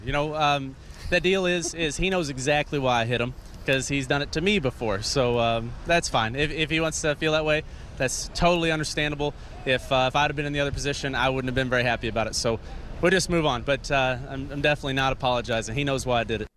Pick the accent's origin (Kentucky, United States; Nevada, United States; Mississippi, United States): Nevada, United States; Las Vegas; born or raised there